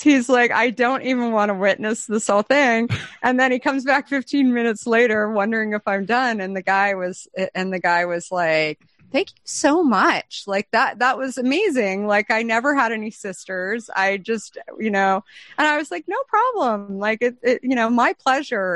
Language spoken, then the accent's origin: English; Arizona, United States; I'm from Arizona